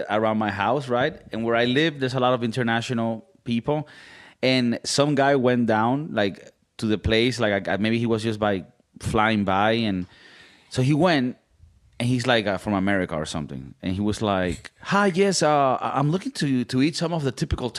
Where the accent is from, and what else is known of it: Miami, Florida, United States; born or raised there; moved away as an adult; also born or lived in Venezuela; now in Madrid, Spain